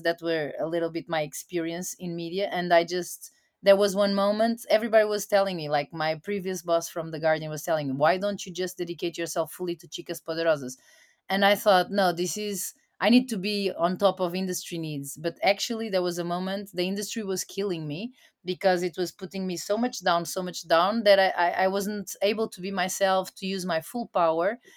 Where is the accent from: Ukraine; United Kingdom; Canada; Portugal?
Portugal; moved away as an adult; also born or lived in United States / Latin America; I was sent back to my home country to Portugal, where I'm staying right now